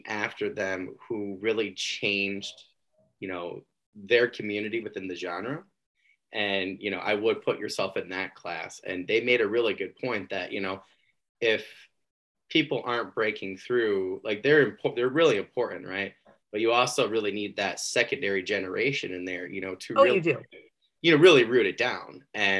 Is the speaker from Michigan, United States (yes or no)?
yes; Michigan, United States; I'm from Michigan